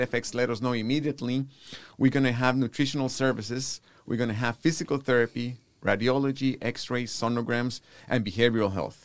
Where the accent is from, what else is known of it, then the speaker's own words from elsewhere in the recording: Guatemala; now in Houston, United States; born and raised in Guatemala, Central America